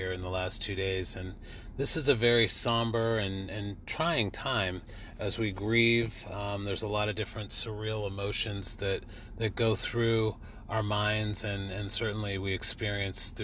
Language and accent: English; California, United States; I was raised in California, 3,000 miles away from all of my family